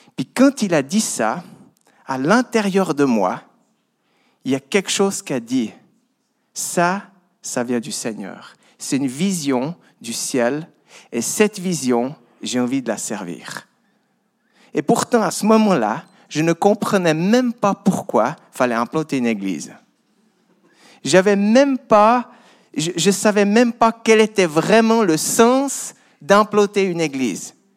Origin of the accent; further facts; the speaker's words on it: Vaud, Switzerland; j'ai grandi dans une ferme dans le Gros de Vaud. Voilà mon accent